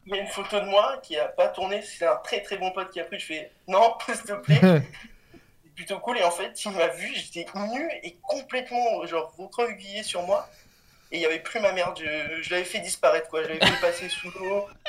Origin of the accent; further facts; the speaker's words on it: Cannes, Provence-Alpes-Côte d'Azur, France; je viens de, de Cannes. Et je suis au lycée en terminale